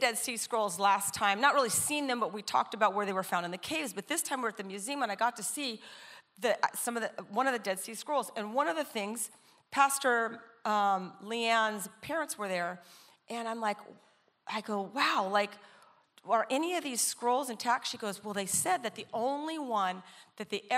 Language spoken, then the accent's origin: English; Coronado, California, United States; also born or lived in Orange County, California; Coronado. It's where I'm from. I grew up in Coronado